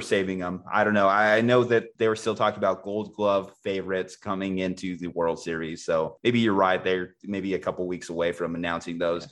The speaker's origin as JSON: {"language": "English", "region": "New Mexico", "country": "United States", "said": "in New Mexico, my home state"}